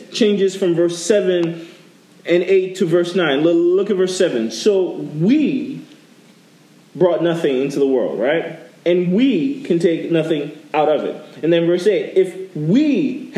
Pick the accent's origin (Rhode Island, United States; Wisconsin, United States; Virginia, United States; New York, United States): New York, United States; now in Florida, United States; When I moved to Florida, I'm originally from New York